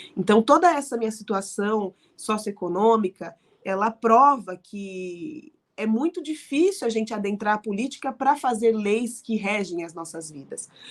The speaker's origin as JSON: {"language": "Portuguese", "town": "Araraquara", "region": "São Paulo", "country": "Brazil", "tie": "born or raised there", "said": "eu decidi voltar a morar em Araraquara, né, no interior de onde eu nasci"}